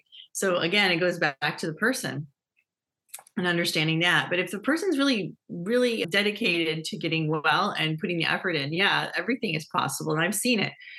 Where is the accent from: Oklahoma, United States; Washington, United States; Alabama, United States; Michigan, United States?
Michigan, United States; Dearborn; growing up in Dearborn, Michigan